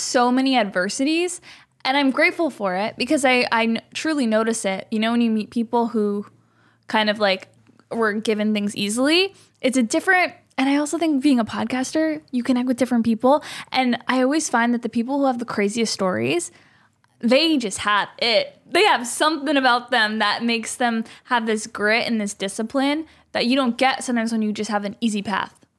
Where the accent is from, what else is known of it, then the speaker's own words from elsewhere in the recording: Canada; moved away as an adult; now in Los Angeles, United States; I'm a Canadian